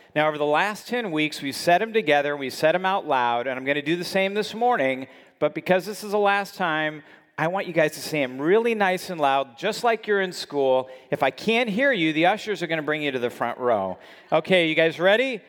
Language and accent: English; California, United States; I grew up in California where dieting is, uh, just part of the culture